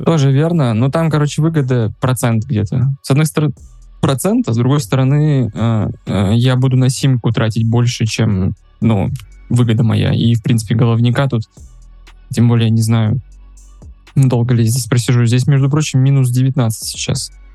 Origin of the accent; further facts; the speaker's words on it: Russia; moved away as an adult; now in Uzbekistan; я россиянин, у меня есть карточка Казахстана, и живу я сейчас в Узбекистане